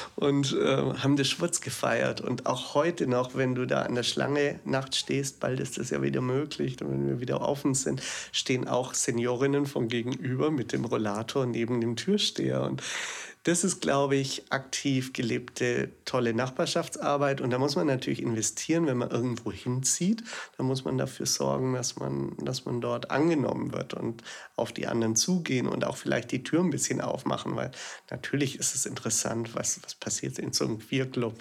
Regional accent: Augsburg, Bavaria, Germany; now in Berlin, Germany; ich komme aus Augsburg ursprünglich und bin der Liebe wegen hierher gezogen

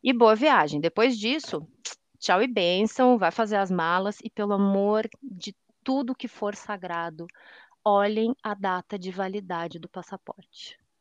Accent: Canoas, Rio Grande do Sul, Brazil; moved away; also born or lived in Curitiba / Salvador / Teixeira de Freitas, Bahia; Hoje voltei para minha cidade natal, Canoas, no Rio Grande do Sul

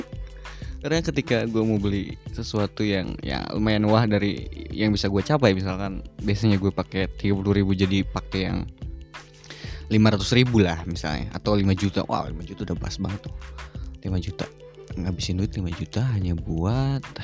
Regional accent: West Java, Indonesia; jujur aku tuh orang Sunda ya aing teh orang Sunda

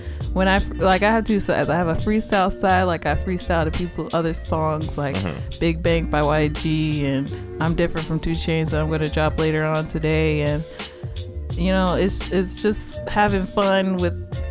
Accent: Chicago, Illinois, United States; moved away as an adult; I am from Chicago

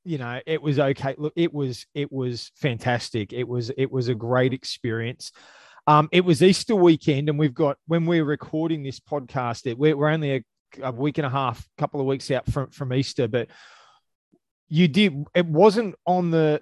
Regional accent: Australia; I'm an Aussie

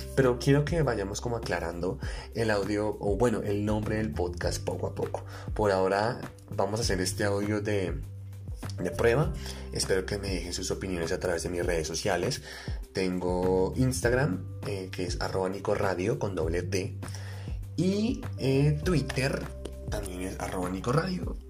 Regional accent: Colombia; soy un colombiano de pie

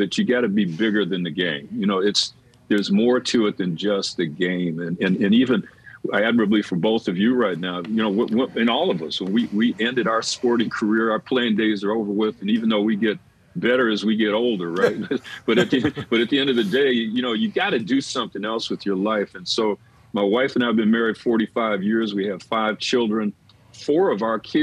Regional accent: Detroit, Michigan, United States; moved away as an adult; now in San Diego, United States; I'm being born and raised in Detroit

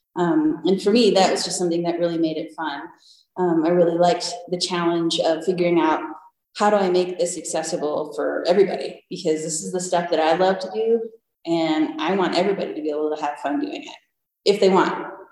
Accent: Michigan, United States; now in Breckenridge, United States; I, I grew up in Michigan and playing in the lakes and going skiing all the time

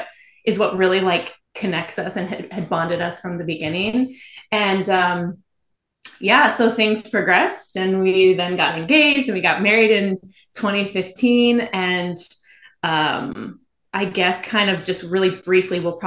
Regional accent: Midwest, United States; I came from the Midwest

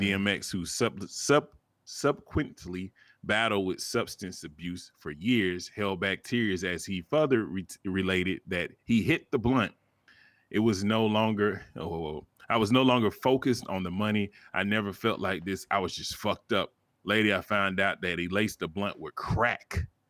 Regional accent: the South, United States; I'm from the South

